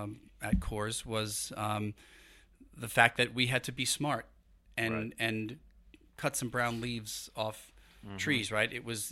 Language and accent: English; Brooklyn, New York, United States; You know, I grew up in Brooklyn, so, didn't know style when I was a kid growing up.